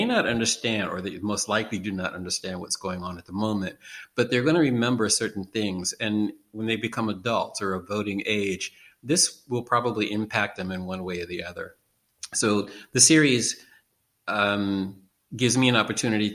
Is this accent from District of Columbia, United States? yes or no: yes; Washington, District of Columbia, United States; now in Baltimore, United States; I'm originally from Washington, D.C., which is 45 miles south of here